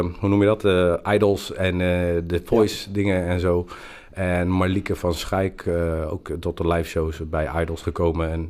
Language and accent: Dutch; Breda, North Brabant, Netherlands; wij zijn de mensen uit Breda en wij zingen en wij doen dit lied voor iedereen die last heeft van de corona.